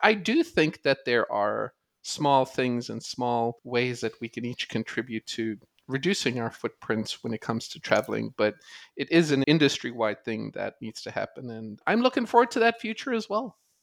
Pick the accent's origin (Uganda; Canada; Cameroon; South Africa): South Africa; moved away as an adult; now in United States; I grew up in South Africa watching and playing cricket